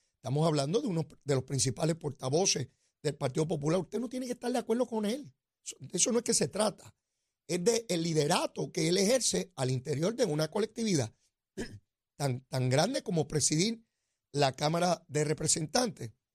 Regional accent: Puerto Rico

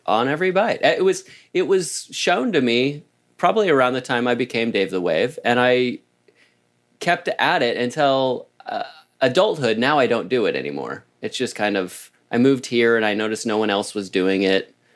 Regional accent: Oklahoma, United States; now in Southern California, United States; I grew up in Oklahoma

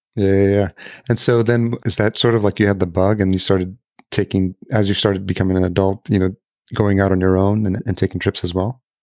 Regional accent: El Salvador; I was born in El Salvador

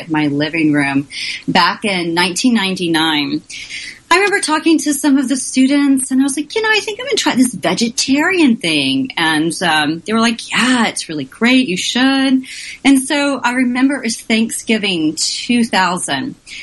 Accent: Oklahoma, United States; now in Washington, D.C., United States; I'm from Oklahoma, the exciting world of Oklahoma, and my parents had cows

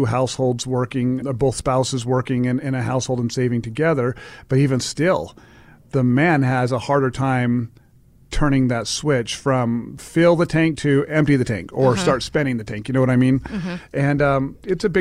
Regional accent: Laie, Hawaii, United States; moved away; I was a howly white boy growing up on the islands is where I did my elementary school through high school

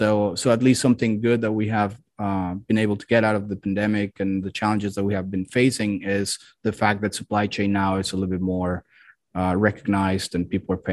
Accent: Mexico City, Mexico; Well, I'm originally from Mexico City.

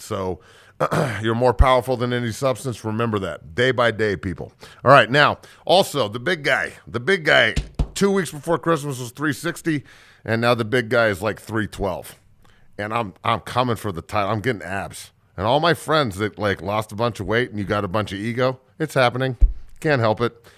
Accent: Denver, Colorado, United States; also born or lived in San Francisco Bay Area / Niwot; I grew up in Denver

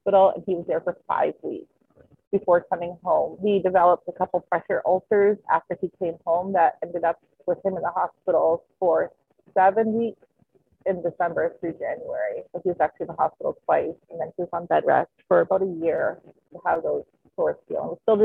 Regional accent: Alberta, Canada; moved away as an adult; now in Michigan, United States; I grew up in Alberta, Canada.

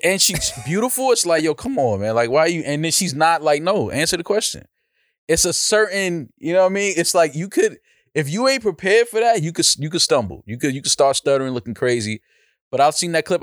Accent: New York, United States; I'm from New York. I'm from, you have to have some type of hands growing up in, in uptown

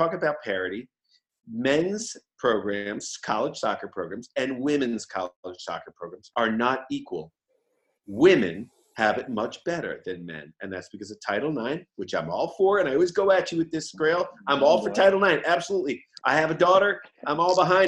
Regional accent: Boston, Massachusetts, United States; We're all these funny Irish Catholic guys, or we're these guys from Boston

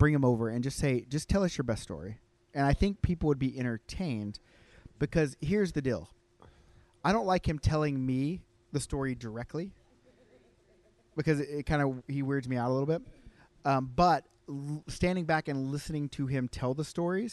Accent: United States; now in Calgary, Canada; I'm American, but I live in Canada

